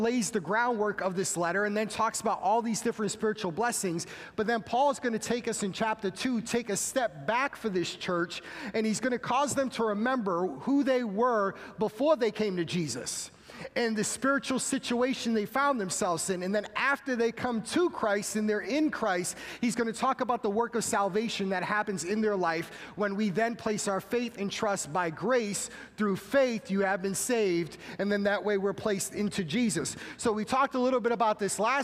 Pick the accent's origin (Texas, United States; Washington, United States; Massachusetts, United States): Massachusetts, United States; I am from Massachusetts, so I would be expelled from my home state